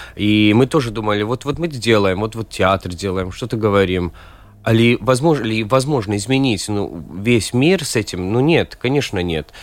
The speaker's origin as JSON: {"language": "Russian", "region": "Riga", "country": "Latvia", "tie": "born or raised there", "second_language": "Russian", "said": "Сам я родился в Риге и вырос в Риге"}